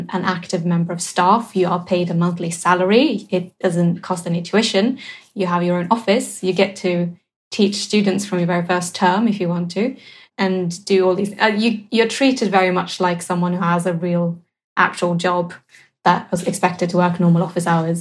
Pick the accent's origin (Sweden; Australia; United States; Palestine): Sweden; English is a second language; moved away as an adult; also born or lived in Cardiff, United Kingdom / Cambridge, United Kingdom; the transition from going to, the equivalent of a sixth form in Sweden to university in the UK